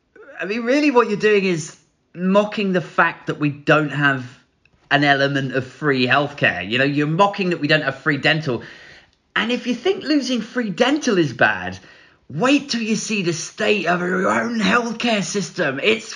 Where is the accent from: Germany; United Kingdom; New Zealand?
United Kingdom